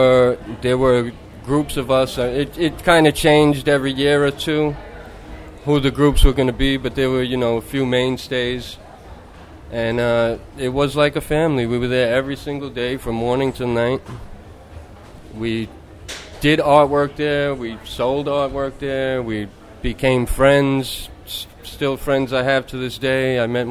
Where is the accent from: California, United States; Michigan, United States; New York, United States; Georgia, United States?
New York, United States; New Yorker? Yep.